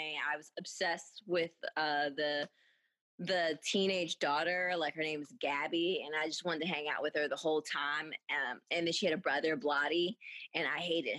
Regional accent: Philadelphia, Pennsylvania, United States; I am from Philadelphia, Pennsylvania

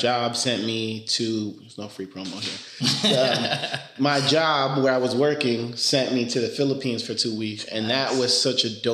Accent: New York, United States; first language Spanish; English is a second language; also born or lived in Dominican Republic / Philadelphia / Delaware; I grew up in New York, in the Bronx, to be specific

